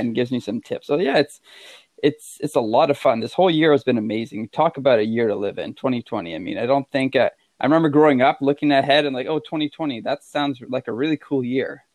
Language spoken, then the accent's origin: English; Quebec, Canada; I'm from Quebec and we're pretty stubborn out here, as French Canadians